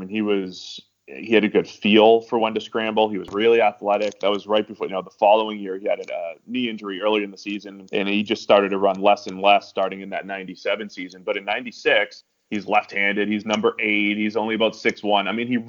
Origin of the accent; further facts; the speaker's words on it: Boston, Massachusetts, United States; I'm from New England. I'm from the Boston area.